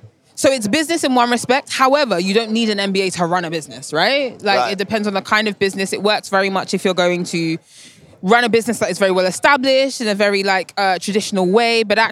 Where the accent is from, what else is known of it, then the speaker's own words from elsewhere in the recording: London, United Kingdom; I am from London via Lagos. So very technically, nice. I'm a British citizen, yeah, but yeah. I'm Nigerian by heritage.